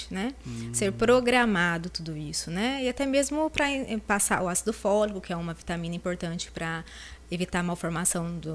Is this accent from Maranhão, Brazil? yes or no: no; Lins, São Paulo, Brazil; De Lins, eu sou de Lins.